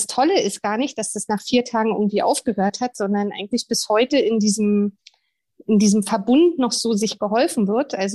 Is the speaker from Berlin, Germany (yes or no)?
yes; Berlin, Germany; Da sind wir Berliner ja schon wieder völlig äh, am Werkeln